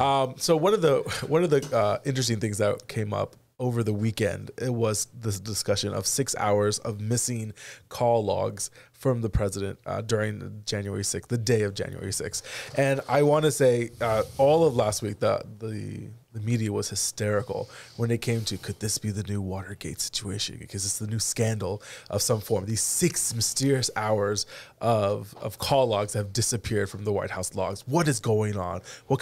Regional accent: Florida, United States; But then we're from Florida

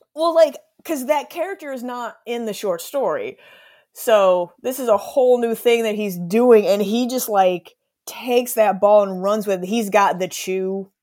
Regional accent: Missouri, United States; I grew up in Missouri, like, landlocked state

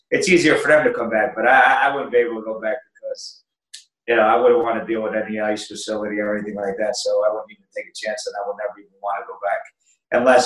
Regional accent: New Jersey, United States; moved away as an adult; now in Italy; I grew up in New Jersey, and New Jersey

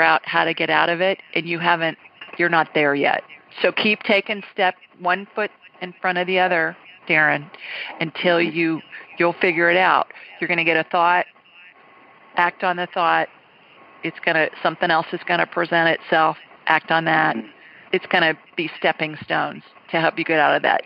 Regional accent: Ohio, United States; moved away; also born or lived in Deep South; I'm a Buckeye.

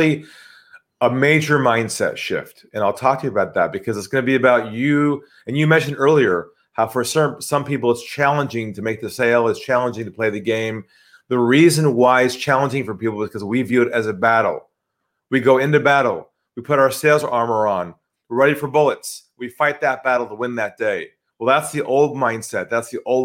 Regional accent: California, United States; accent: US; moved away as an adult; now in Sydney, Australia; I'm from California originally

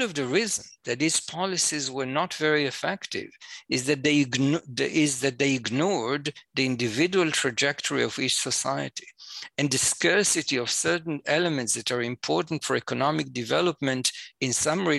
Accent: Jerusalem, Jerusalem District, Israel; I'm an Israeli. I was born and raised in Jerusalem

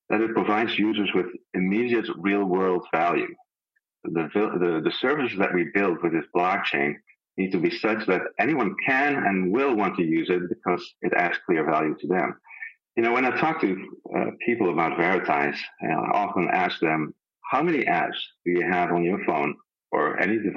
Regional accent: Netherlands; moved away; I'm a Dutch heritage. I'm from the Netherlands originally.

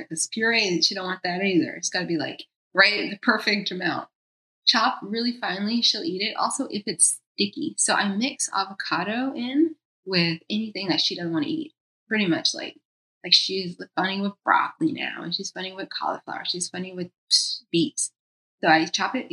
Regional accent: Georgia, United States; moved away as an adult; also born or lived in New York; now in Los Angeles, United States; where I grew up in Georgia

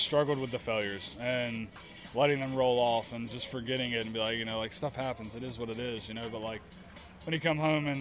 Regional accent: Bridgeton, North Carolina, United States; also born or lived in New Bern, North Carolina / Raleigh, North Carolina; I grew up in New Bern, North Carolina. Well, actually, Bridgeton, North Carolina.

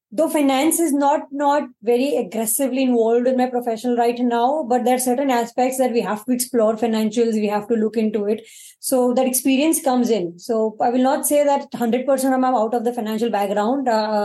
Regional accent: Mumbai, Maharashtra, India; Bandra. Done my graduation from NM, which is in Ville Parle. Completely born and brought up in Mumbai.

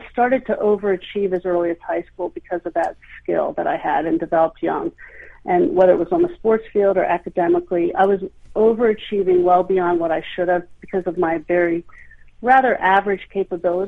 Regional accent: Hershey, Pennsylvania, United States; I grew up in Hershey

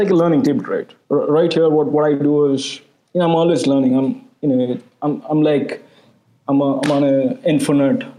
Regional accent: India; I'm an Indian

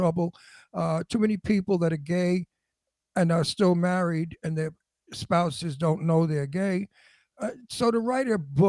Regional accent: New York City, New York, United States; accent: New York; moved away as an adult; also born or lived in Astoria, Queens / Beverly Hills / Setauket, Long Island; now in Palm Springs, United States; I came from Red Hook.

